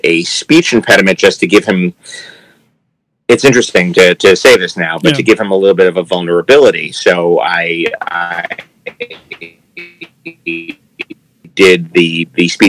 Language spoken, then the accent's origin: English; New York, United States; moved away as an adult; now in Los Angeles, United States; I grew up in New York